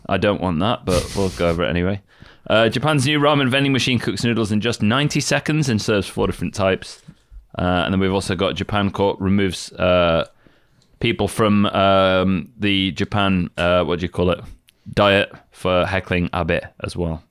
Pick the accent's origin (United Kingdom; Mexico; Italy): United Kingdom; I'm British.